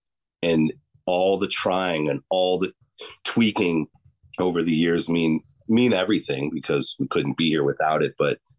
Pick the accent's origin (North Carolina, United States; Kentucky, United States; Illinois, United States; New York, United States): Illinois, United States; Chicago; Yeah, totally. I'm from Chicago.